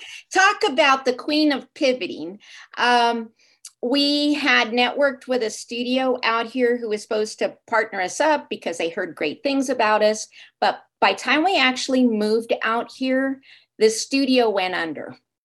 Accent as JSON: {"language": "English", "town": "Los Angeles", "region": "California", "country": "United States", "tie": "born or raised there", "lives_now": "Mexico", "said": "I did."}